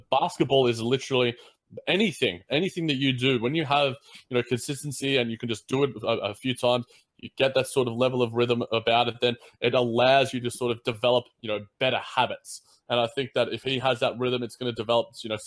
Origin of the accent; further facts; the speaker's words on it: Australia; I am an Australian